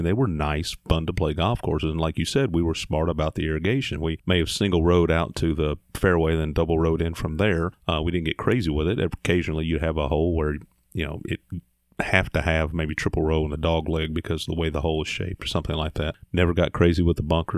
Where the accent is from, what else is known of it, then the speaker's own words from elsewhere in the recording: Indiana, United States; moved away as an adult; now in Mississippi, United States; I grew up in Indiana, went to school at Mississippi State, and landed here.